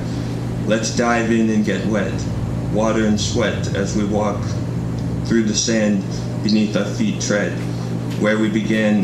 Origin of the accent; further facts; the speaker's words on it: Toronto, Ontario, Canada; moved away as an adult; now in Kingston, Canada; I'm from Toronto, so I'm new to Kingston.